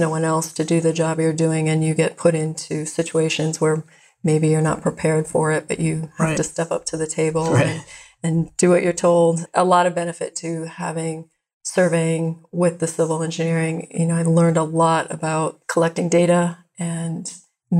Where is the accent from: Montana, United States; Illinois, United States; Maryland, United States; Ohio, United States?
Illinois, United States; Central; moved away as an adult; also born or lived in Indiana; now in Honolulu, United States; I grew up in Central Illinois and attended Purdue University